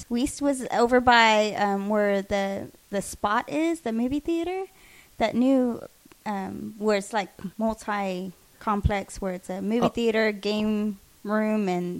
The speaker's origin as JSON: {"language": "English", "town": "San Marcos", "region": "Texas", "country": "United States", "tie": "born or raised there", "said": "growing up in San Marcos"}